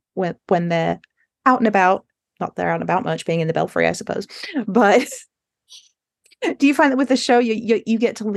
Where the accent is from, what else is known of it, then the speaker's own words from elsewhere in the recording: England, United Kingdom; moved away; I grew up in England